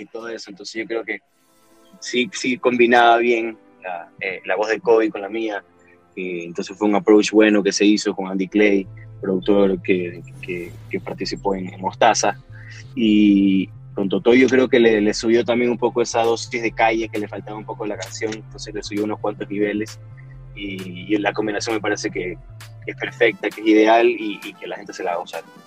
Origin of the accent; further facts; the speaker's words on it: Guayaquil, Guayas, Ecuador; somos de Ecuador, éramos de Ecuador, bueno, y ahora solo, como te digo, solo quedo yo pero de Guayaquil